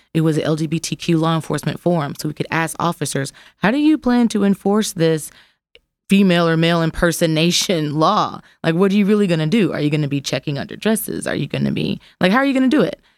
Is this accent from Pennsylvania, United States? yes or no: no; Jackson, Mississippi, United States; now in Memphis, United States; I'm from Jax, Mississippi, which is a different kind of grit